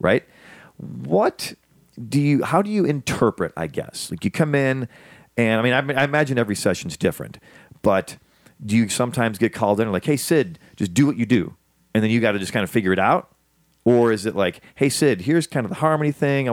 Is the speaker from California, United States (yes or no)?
no; Chicago, Illinois, United States; I told you where I grew up. I grew up in Chicago.